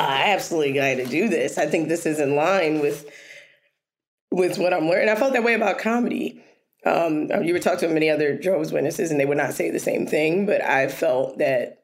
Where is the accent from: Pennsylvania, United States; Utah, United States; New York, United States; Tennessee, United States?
Pennsylvania, United States; Philadelphia; I was born in West Philadelphia, born and raised in West Philadelphia